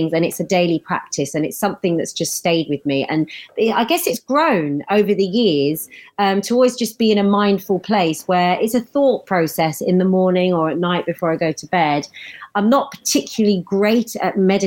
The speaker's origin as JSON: {"language": "English", "country": "United Kingdom", "said": "us Brits"}